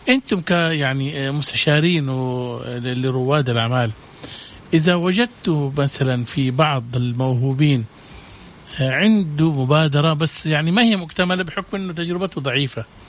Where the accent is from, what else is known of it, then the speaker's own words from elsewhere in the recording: Jeddah, Makkah Province, Saudi Arabia; عندنا في جدة